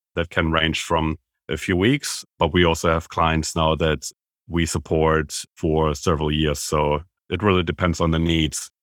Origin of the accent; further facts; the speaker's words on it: Germany; moved away as an adult; now in Australia; I am, as you can tell by my accent, originally from Germany, but straight after I graduated, I moved from Germany to Australia